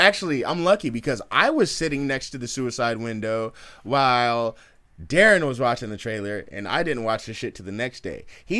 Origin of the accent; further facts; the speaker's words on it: Oakland, California, United States; we're from East Oakland, so we're bold.